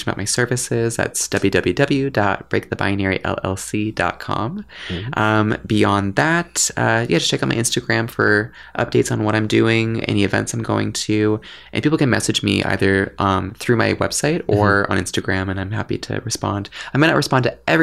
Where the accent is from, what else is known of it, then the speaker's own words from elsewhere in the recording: Canada; I'm Canadian